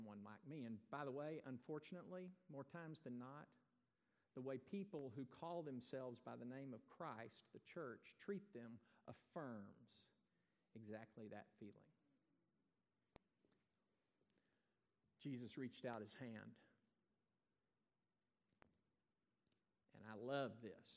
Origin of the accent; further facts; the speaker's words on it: Texas, United States; also born or lived in Iowa; I'm a Texan, and that defines who I am. I wasn't born here, but I have grabbed that nomenclature for my own life. I got here about 15 months old.